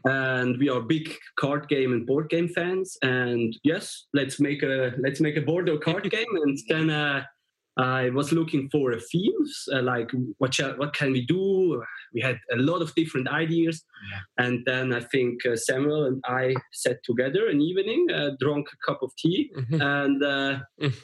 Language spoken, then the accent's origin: English; Switzerland; we are from Switzerland